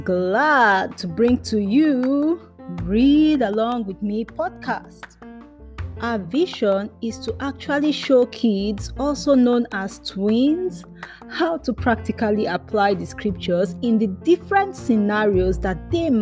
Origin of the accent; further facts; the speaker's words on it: Nigeria; first language Yoruba; English is a second language; they said this in our native language, which is called Yoruba, because I'm from Nigeria